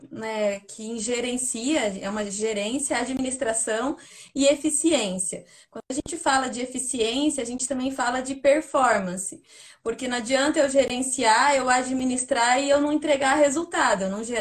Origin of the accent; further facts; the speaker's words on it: Paraná, Brazil; now in Curitiba, Brazil; eu vim do interior do Paraná para Curitiba buscar emprego.